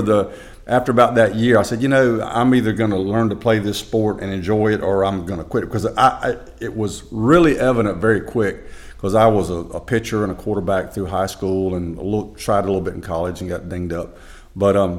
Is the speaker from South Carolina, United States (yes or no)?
yes; Chester, South Carolina, United States; I grew up in Chester, but, you know, didn't grow up around golf at all